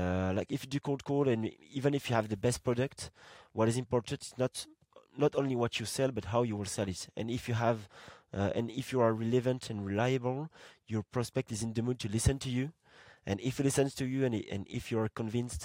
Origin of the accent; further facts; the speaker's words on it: Marseille, Provence-Alpes-Côte d'Azur, France; my hometown, like Marseille in France, I would say that I'm from Marseille